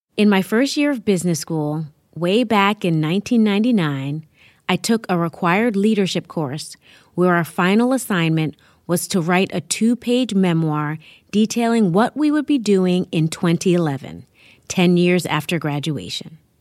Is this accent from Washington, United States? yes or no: no; New York City, New York, United States; I live in my hometown, New York City